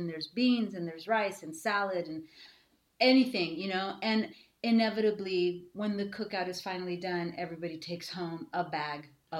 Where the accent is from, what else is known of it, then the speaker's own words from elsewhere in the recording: Laredo, Texas, United States; I'm from Laredo, Texas.